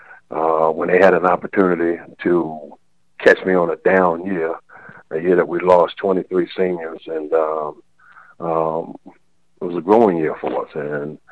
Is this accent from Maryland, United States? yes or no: yes; Baltimore, Maryland, United States; now in Elizabeth City, United States; I'm from Baltimore